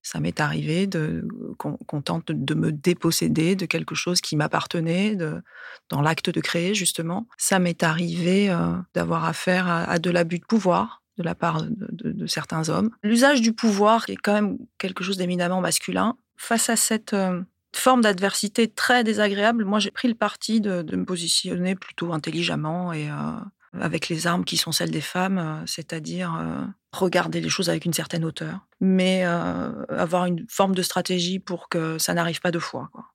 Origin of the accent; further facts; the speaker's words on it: Ajaccio, Corsica, France; moved away as an adult; also born or lived in Paris, France; now in Aix-en-Provence, France; J'ai grandi dans une école euh, plutôt sauvage euh, sur la rive sud d'Ajaccio, que j'ai quittée ensuite pour aller au lycée Fèche à Ajaccio